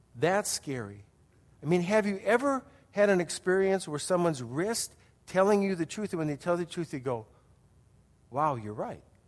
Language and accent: English; Wisconsin, United States; moved away; I grew up in Wisconsin